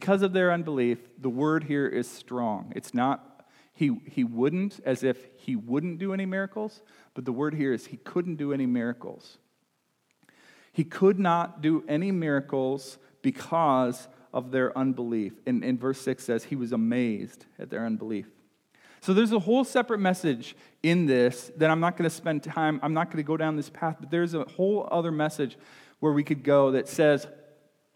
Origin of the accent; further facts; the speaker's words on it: Nebraska, United States; now in Illinois, United States; we say cuss in Nebraska. I think we say curse here in Illinois, but that's I grew up in Nebraska